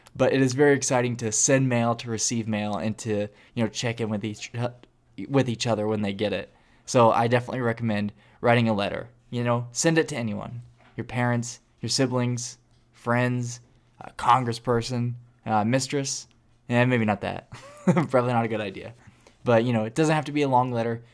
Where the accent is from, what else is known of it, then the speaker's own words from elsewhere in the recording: Illinois, United States; now in Atlanta, United States; I'm from Illinois